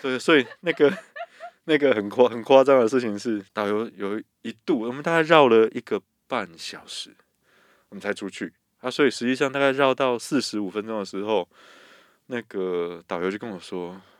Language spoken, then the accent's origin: Chinese; Taiwan; 我们台湾人